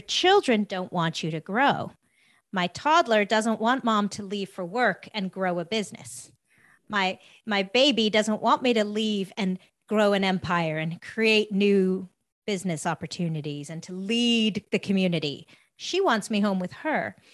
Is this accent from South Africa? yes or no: yes; South Africa; moved away; I'm from, I'm originally from South Africa.